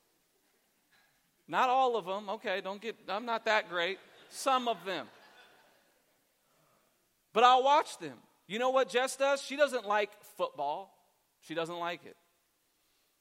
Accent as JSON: {"language": "English", "town": "Columbus", "region": "Ohio", "country": "United States", "said": "I'm actually from Columbus"}